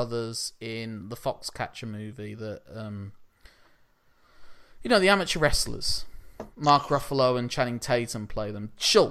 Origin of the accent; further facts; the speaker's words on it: United Kingdom; But we're British